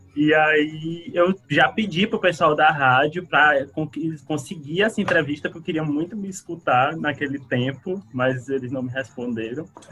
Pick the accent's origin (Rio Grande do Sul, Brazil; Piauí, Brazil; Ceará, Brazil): Ceará, Brazil; Fortaleza; eu sou de, de Fortaleza, do Ceará